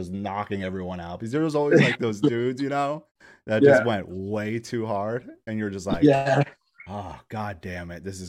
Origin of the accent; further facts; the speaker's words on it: New York, United States; growing up in New York